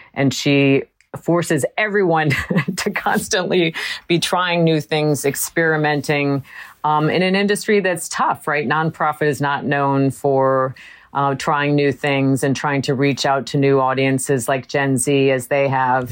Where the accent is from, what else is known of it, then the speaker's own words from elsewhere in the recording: Wisconsin, United States; I grew up in Wisconsin